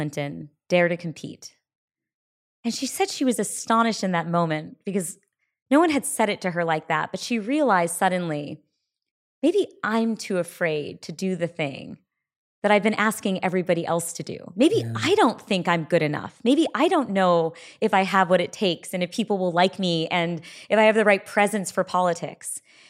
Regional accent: India; And then, you know, now I'm fiercely proud to be Indian.

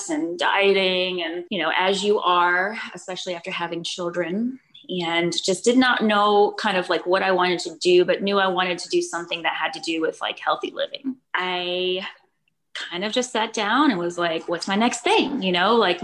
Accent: Florida, United States; moved away as an adult; now in Austin, United States; I'm from Florida originally

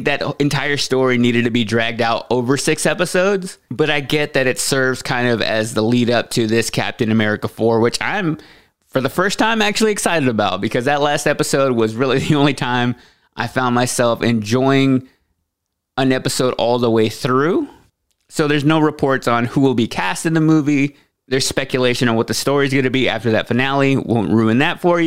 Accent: Waxahachie, Texas, United States; moved away as an adult; also born or lived in Austin, Texas; now in Nashville, United States; I was actually born and grew up in Waxahachie, Texas

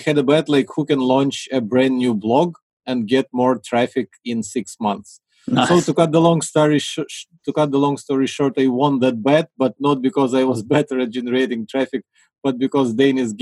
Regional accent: Ukraine; I'm from Ukraine

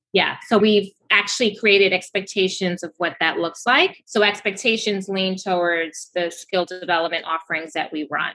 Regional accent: Kenya; now in New York City, United States; I'm going back to my home country this weekend, actually. I'm going to Kenya, Nairobi

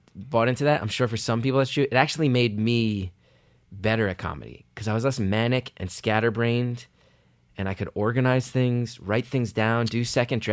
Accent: West Orange, New Jersey, United States; West Orange, New Jersey.

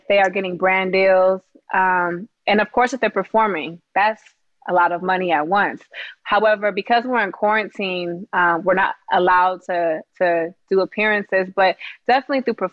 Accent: Hayward, California, United States; also born or lived in Sacramento, California; I grew up in Hayward, and then I went to high school in Sacramento

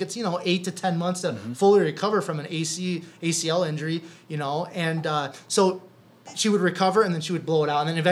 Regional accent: Cherokee, Iowa, United States; moved away as an adult; also born or lived in Sioux Falls, South Dakota; Main Street in Cherokee, Iowa. That's my hometown

